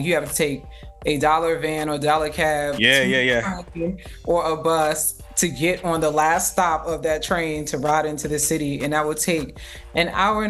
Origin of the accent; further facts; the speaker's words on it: New York City, New York, United States; also born or lived in Coney Island, Brooklyn; So I grew up in Jamaica, Queens.